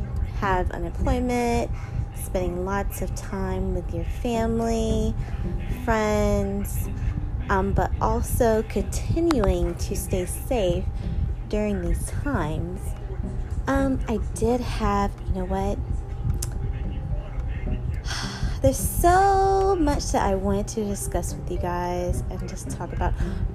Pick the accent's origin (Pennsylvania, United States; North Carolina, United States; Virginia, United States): North Carolina, United States; Charlotte; So, you know, all you guys, you know, I'm from Charlotte.